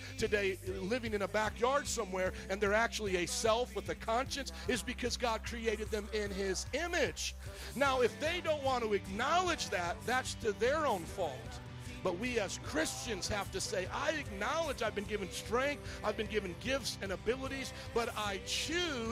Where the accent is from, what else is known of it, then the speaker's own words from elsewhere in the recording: Chicago, Illinois, United States; we're from Chicago